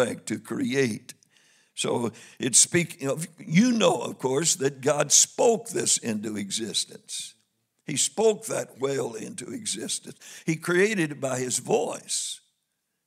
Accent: Missouri, United States; I'm from Missouri

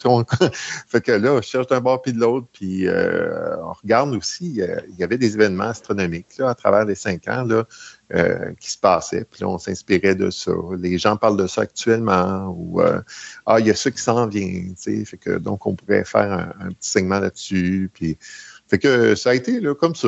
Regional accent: Mirabel, Quebec, Canada; je suis de Mirabel.

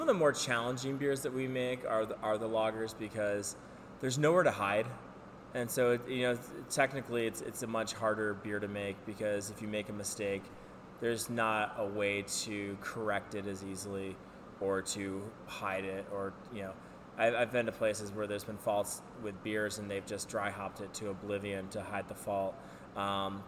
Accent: United States; we're American

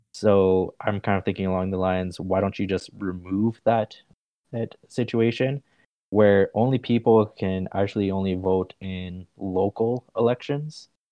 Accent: Canada; I'm Canadian

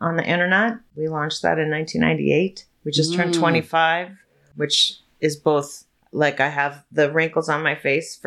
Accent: Chicago, Illinois, United States; moved away; I'm from here. I'm a Chicagoan by birth, but I was gone for about 20 years. I came back five years ago.

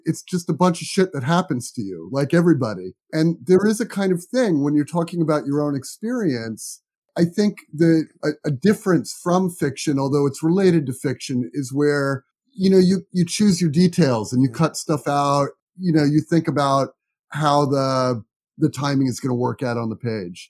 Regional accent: United States; also born or lived in New York; I grew up in New Jersey and New York

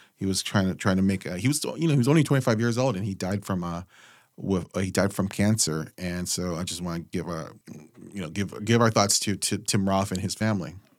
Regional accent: West Coast, United States; we're from the West Coast

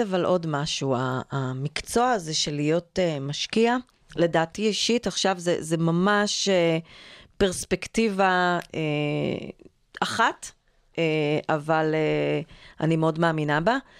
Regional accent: Israel; נולדתי וגדלתי בקיבוץ

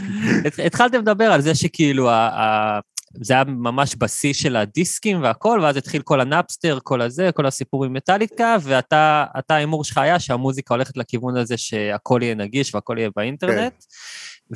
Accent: Hefer Valley, Central District, Israel; also born or lived in Kibbutz Or HaNer; now in Or HaNer, Israel; במקור אני מעמק חפר

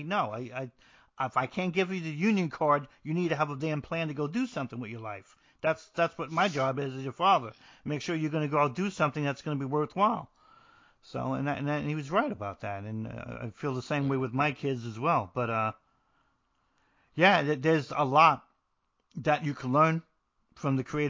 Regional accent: New Jersey, United States; I'm from New Jersey

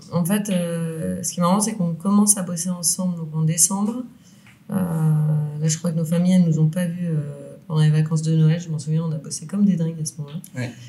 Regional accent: Lyon, Auvergne-Rhône-Alpes, France; on est lyonnais

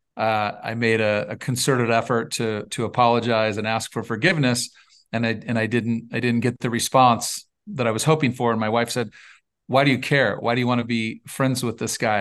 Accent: Northern California, United States; born and raised in California, uh, lion's share of the, of the youth was spent on a, on a six hundred cow dairy in Northern California.

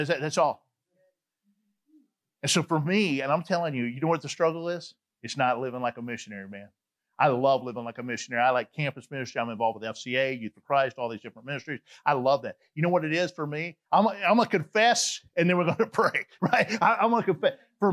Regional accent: Atlanta, Georgia, United States; moved away; I'm from Atlanta, Georgia. They're like, we know that you got that accent

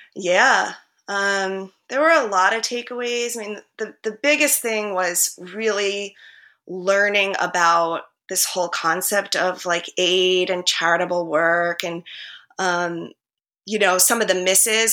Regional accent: New Jersey, United States; moved away as an adult; also born or lived in Harlem, New York City; now in New York City, United States; I grew up in Jersey

